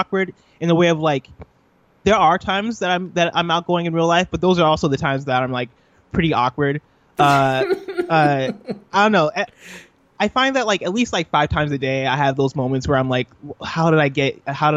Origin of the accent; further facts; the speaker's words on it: Illinois, United States; also born or lived in Nigeria; So I was born in Illinois. I grew up in Illinois.